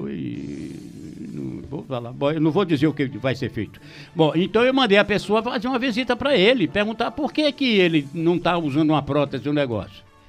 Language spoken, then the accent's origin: Portuguese; Bahia, Brazil; moved away